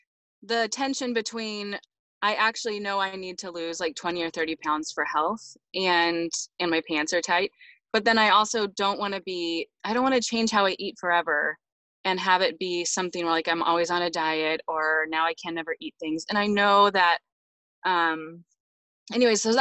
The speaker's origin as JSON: {"language": "English", "region": "California", "country": "United States", "moved": "yes", "lives_now": "Toronto, Canada", "said": "I'm actually American. I'm from California"}